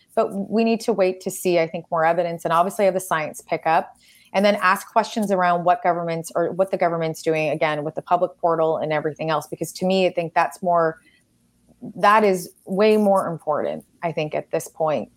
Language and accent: English; Canada; I am Canadian